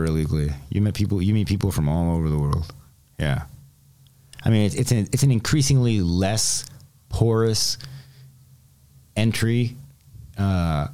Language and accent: English; Los Angeles, California, United States; I'm an American citizen. I was born